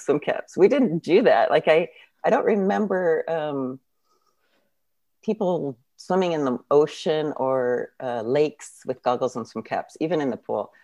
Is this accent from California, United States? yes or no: yes; San Jose, California, United States; now in Santa Cruz, United States; I grew up in San Jose, but I live um, in Santa Cruz area now